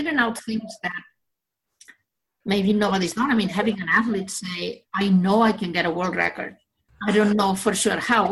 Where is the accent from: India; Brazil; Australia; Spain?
Spain; Barcelona, Catalonia; moved away as an adult; now in Illinois, United States; I was born in Barcelona, Spain.